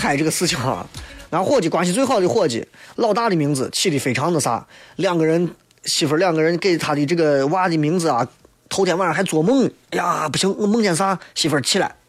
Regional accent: Baqiao, Shaanxi, China; 还有人以为我是延安的，我是东郊灞桥的。

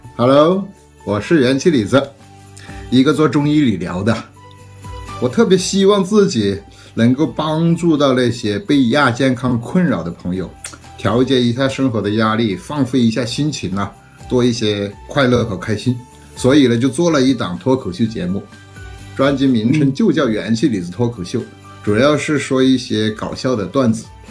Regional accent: Hunan, China; moved away; 我们老家对于杀年猪有，呃，摆到什么样的日程

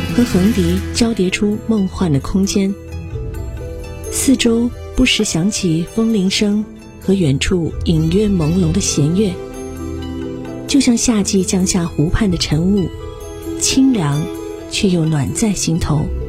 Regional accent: China; 作为中国人，咱们从小到大学过很多的诗词歌赋

